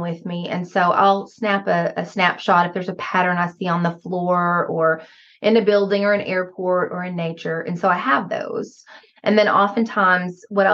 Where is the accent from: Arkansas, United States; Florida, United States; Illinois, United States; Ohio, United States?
Arkansas, United States; accent: Southern; now in Missouri, United States; I am originally from Arkansas. I grew up in a Ouachita National Forest, and my father is still there on the 45 acres I grew up on